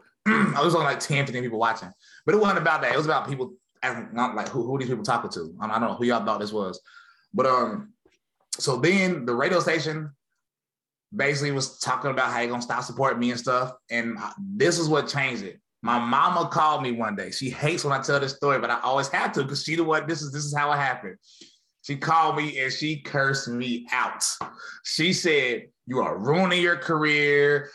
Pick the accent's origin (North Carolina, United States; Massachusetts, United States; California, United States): North Carolina, United States; High Point; born or raised there; moved away as an adult; now in Murfreesboro, United States